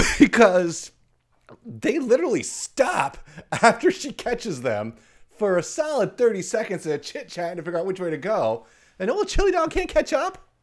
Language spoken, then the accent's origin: English; United States; I'm from America